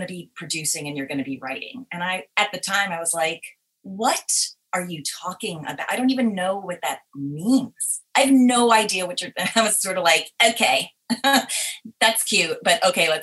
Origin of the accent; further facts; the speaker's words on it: Teaneck, New Jersey, United States; I grew up right outside New York City in Teaneck, New Jersey.